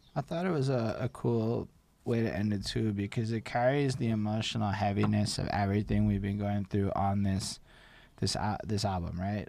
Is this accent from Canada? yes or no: yes; Canada; as a Canadian